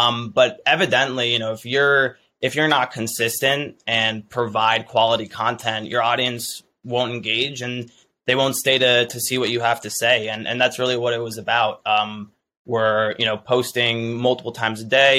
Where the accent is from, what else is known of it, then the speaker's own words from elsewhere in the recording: Boston, Massachusetts, United States; me being from Boston